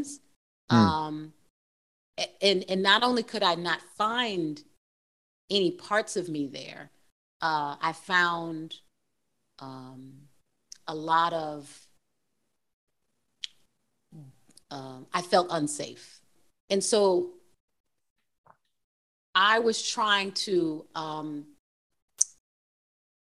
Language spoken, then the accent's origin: English; Plymouth, Massachusetts, United States; We grew up in Plymouth, Massachusetts on 300 acres of land